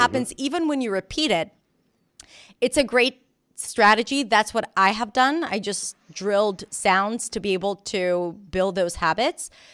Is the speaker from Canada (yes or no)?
no; Israel; accent: Israeli; English is a second language; moved away as an adult; also born or lived in New York; I was born and raised in Israel